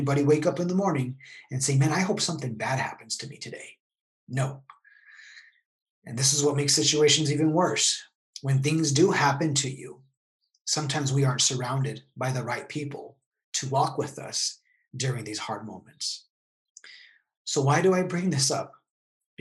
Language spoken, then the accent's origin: English; El Paso, Texas, United States; moved away as an adult; now in San Diego, United States; I grew up in El Paso, Texas, until about the age of 30